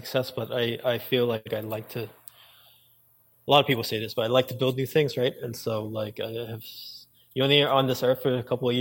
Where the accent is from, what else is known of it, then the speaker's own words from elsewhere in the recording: New York, United States; I grew up in New York